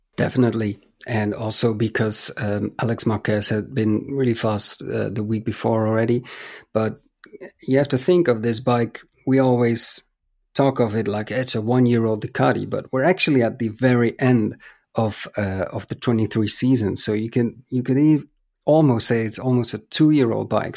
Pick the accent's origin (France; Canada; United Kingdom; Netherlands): Netherlands; my home country